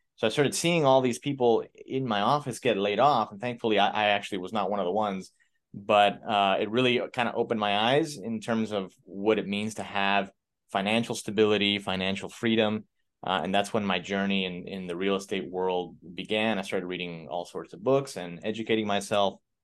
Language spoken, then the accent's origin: English; Miami, Florida, United States; I'm from Miami, Florida. Grew up in a, in an immigrant family. We're, we're Cuban.